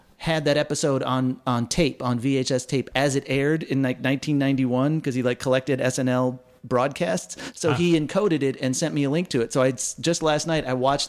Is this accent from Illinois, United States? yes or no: yes; Waukegan, Illinois, United States; I'm from Waukegan, Illinois, and my band right after college, we were all from Waukegan